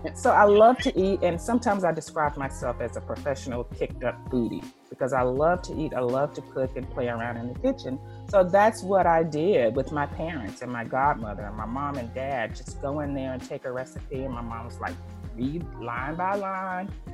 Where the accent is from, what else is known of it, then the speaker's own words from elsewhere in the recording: North Louisiana, United States; moved away; also born or lived in Houston, Texas; I'm from Louisiana, but I went to Houston early. I lived there for a lot of years